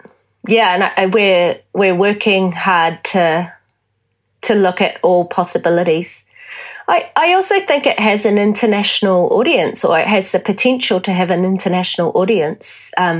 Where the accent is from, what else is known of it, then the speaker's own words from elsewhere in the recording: New Zealand; I said I was from New Zealand